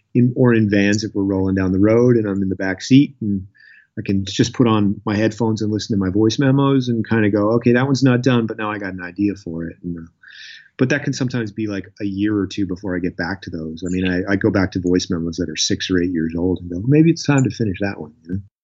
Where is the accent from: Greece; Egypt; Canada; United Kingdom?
Canada; Lunenburg, Nova Scotia; also born or lived in Halifax, Nova Scotia; I grew up down in Lunenburg, Nova Scotia. Uh, I've lived in Nova Scotia my whole life. Um, and I was there till I was 12, pretty much from the age four to 12. And then we moved to Halifax